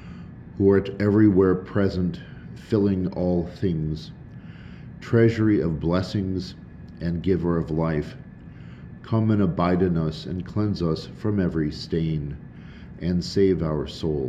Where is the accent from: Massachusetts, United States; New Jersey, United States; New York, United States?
New York, United States; Schenectady; now in Lubbock, United States; as we've been here in Lubbock now for a while. I'm originally from Schenectady, New York